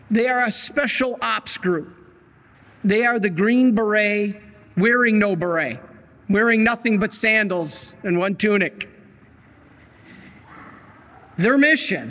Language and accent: English; Michigan, United States; also born or lived in Salt Lake City, Utah; I grew up in Michigan.